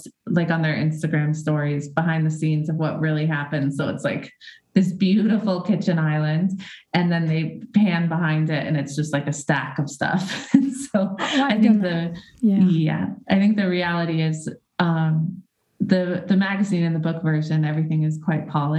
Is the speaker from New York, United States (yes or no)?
no; Boise, Idaho, United States; now in California, United States; I grew up in Idaho